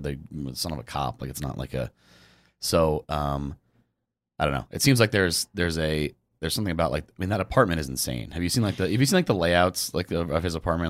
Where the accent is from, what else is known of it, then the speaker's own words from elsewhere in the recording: Fairfield, Connecticut, United States; I grew up in Connecticut